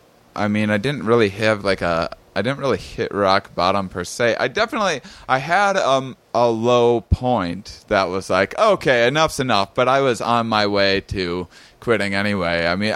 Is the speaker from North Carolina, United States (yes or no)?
no; La Crosse, Wisconsin, United States; I just came back from Wisconsin as well. I spent a treacherous 3 months there living in my parents' basement